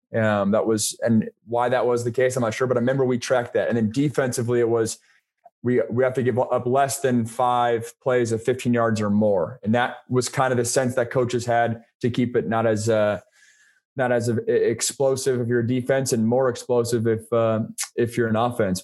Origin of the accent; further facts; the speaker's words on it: Pacific Northwest, United States; I grew up in the Pacific Northwest